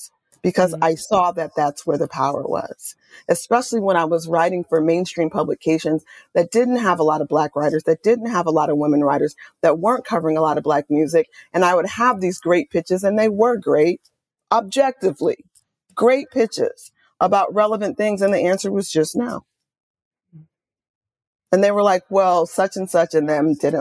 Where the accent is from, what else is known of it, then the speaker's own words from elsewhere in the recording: Oakland, California, United States; I'm born and raised in Oakland, California